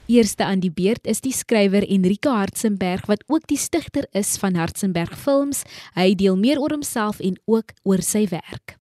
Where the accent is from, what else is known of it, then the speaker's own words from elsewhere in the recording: Kraaifontein, Western Cape, South Africa; ek is ook toevallig van Kraaifontein